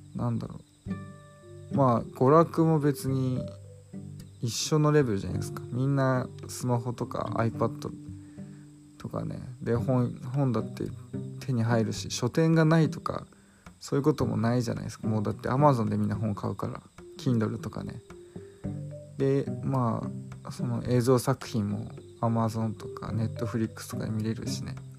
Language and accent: Japanese; Chiba Prefecture suburbs, Japan; 私の実家、霊団墓がないんですよね。で、場所は、まあ、千葉県の郊外なんですけど